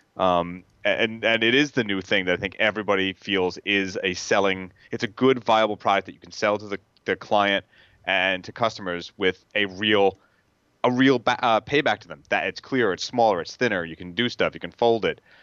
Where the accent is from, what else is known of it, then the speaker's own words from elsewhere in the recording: the Hamptons, New York, United States; I grew up in the Hamptons